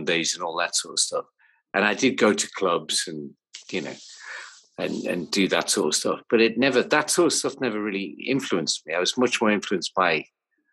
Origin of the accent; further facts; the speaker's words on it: Newcastle upon Tyne, North East England, United Kingdom; where I grew up in Newcastle when I was about 14